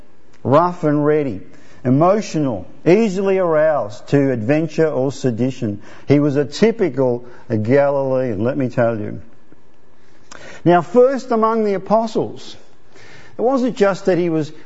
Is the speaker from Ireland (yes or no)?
no; Italy; moved away; I was born in Italy